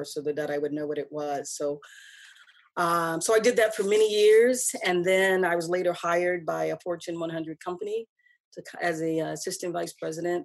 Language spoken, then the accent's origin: English; Newark, New Jersey, United States; moved away as an adult; now in Midwest, United States; I'm originally from Newark